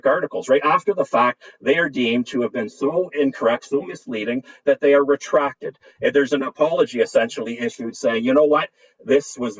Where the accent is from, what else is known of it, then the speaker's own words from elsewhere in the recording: Canada; As a Canadian scientist